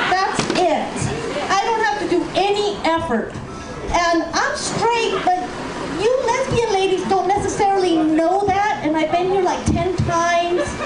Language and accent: English; Peru; moved away; I can't do that. I'm from Peru.